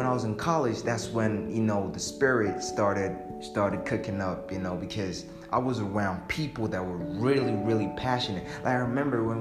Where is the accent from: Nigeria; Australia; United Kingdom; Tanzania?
Tanzania; Arusha; I'm from Arusha, Tanzania